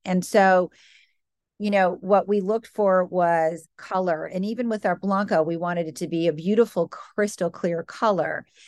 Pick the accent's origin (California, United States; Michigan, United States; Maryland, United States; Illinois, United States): Michigan, United States; moved away as an adult; also born or lived in New York City; now in Boston, United States; I grew up in the Midwest, grew up in Michigan, good Midwestern values